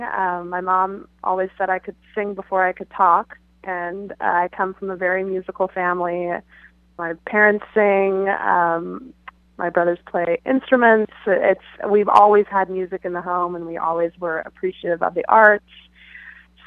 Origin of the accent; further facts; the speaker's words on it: San Clemente / Fountain Valley, Orange County, Southern California, United States; moved away as an adult; now in New York City, United States; I grew up in Southern California, originally from the San Clemente Fountain Valley area of the OC